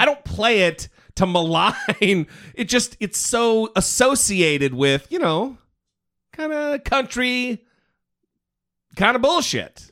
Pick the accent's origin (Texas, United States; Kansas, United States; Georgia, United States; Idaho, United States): Idaho, United States; now in California, United States; I'm from Idaho.